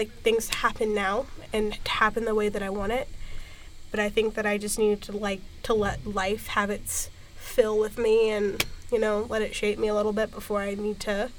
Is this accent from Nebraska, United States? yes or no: yes; Nebraska, United States; now in Atlanta, United States; I grew up in fucking Nebraska, and so I never really valued, like, having, like, I never had that, like, varied experience.